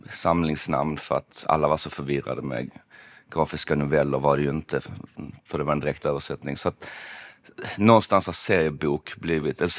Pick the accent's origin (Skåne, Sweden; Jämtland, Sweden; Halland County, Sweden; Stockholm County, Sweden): Skåne, Sweden; Malmö; För att jag är från Malmö och det låter apart konstigt att säga.